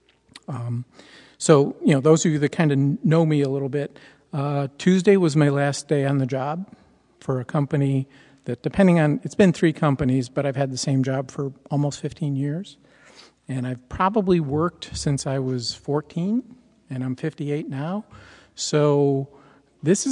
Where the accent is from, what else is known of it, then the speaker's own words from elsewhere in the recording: United States; we as American Christians